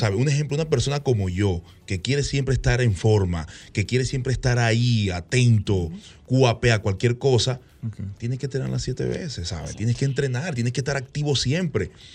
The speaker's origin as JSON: {"language": "Spanish", "country": "Venezuela", "tie": "born or raised there", "moved": "as an adult", "lives_now": "Dominican Republic", "said": "mi país natal, Venezuela, donde nací"}